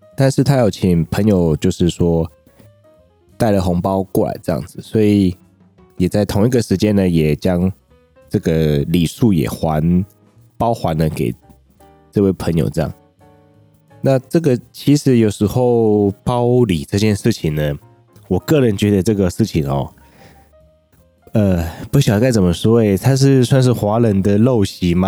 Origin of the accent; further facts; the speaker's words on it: southern Taiwan, Taiwan; 我是身在南部